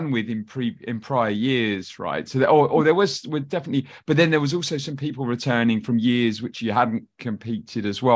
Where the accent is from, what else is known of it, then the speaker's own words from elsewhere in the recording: United Kingdom; being from the UK myself